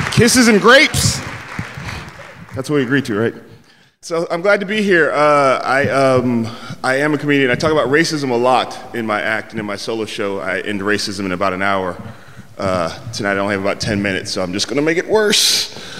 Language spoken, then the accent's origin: English; San Francisco, California, United States; I'm from San Francisco